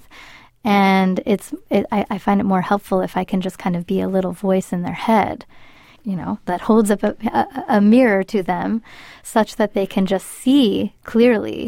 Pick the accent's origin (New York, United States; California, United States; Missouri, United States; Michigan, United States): California, United States; North Bay; first language Spanish; English is a second language; I grew up in the North Bay